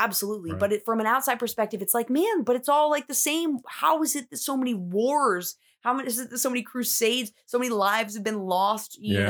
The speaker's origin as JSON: {"language": "English", "town": "Middleton", "country": "United States", "tie": "born or raised there", "said": "I grew up in Middleton."}